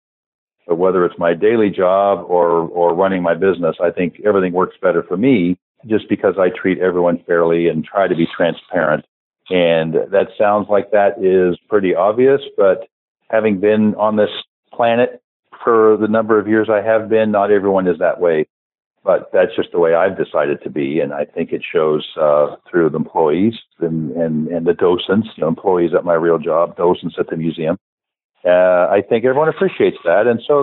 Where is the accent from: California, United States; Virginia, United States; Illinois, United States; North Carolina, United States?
California, United States; moved away as an adult; also born or lived in Oklahoma City, United States / Tulsa, United States / Jackson, Mississippi, United States / Japan; I grew up in California